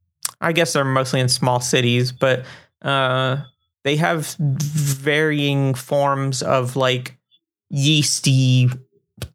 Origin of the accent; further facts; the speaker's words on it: Florida, United States; moved away as an adult; now in Germany; I was born in Florida and grew up in Florida